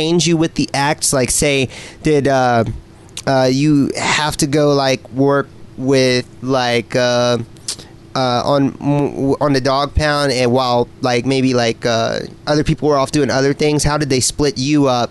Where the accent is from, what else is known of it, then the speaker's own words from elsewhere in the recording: Indiana, United States; moved away as an adult; now in San Diego, United States; I'm from Indiana